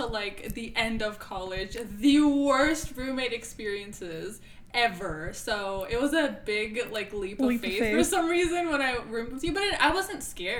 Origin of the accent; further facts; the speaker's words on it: United States; also born or lived in Atlanta, Georgia; My dad's Indian, my mom's Pakistani, I'm American.